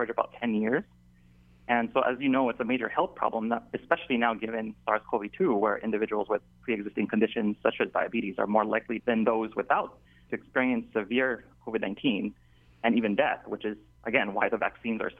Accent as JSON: {"language": "English", "town": "Waianae", "region": "Hawaii", "country": "United States", "tie": "born or raised there", "said": "I was born and raised in Waianae on that side of the island"}